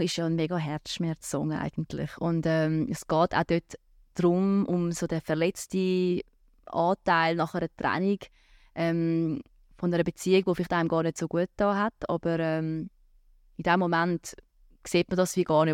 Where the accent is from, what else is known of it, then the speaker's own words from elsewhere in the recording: Rapperswil-Jona, St. Gallen, Switzerland; Rapiona ist meine Heimatstadt. Ich bin dort aufgewachsen, ich bin dort gross geworden